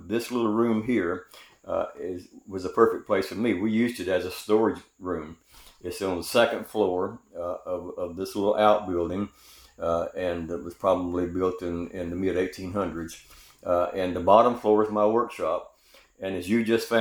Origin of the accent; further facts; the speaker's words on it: Greenville, South Carolina, United States; I grew up in Greenville, South Carolina, in the San Susie community on Bailey Street